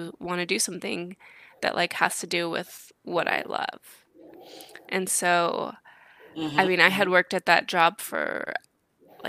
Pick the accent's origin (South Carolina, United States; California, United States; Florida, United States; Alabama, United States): California, United States; Woodland; I'm from Woodland, California